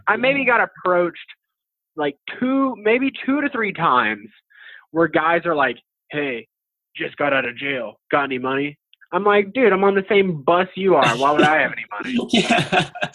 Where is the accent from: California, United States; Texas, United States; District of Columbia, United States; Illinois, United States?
Texas, United States; Amarillo; his work has always inspired me, and even cooler that he's from my hometown.